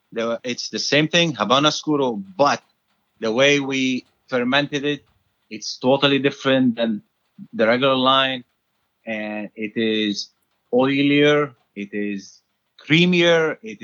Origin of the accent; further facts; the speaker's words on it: Lebanon; now in United States; We came from Lebanon.